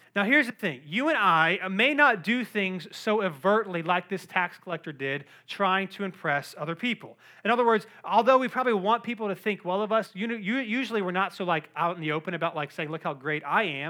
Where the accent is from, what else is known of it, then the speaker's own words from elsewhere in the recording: Cary, North Carolina, United States; I grew up in Cary, North Carolina